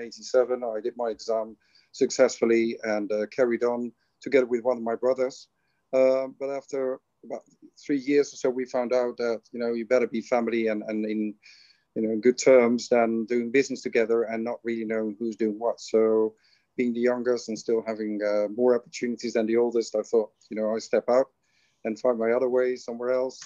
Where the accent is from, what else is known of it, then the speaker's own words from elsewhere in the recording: Netherlands; moved away as an adult; now in Qatar; I hail from the Netherlands. And I came to Qatar in 2015.